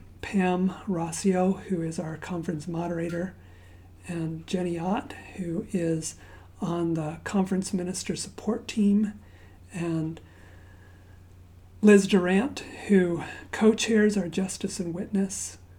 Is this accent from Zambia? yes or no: yes; Zambia; So my parents are missionaries. I grew up in Zambia, Africa, and we didn't have the Boy Scouts where I grew up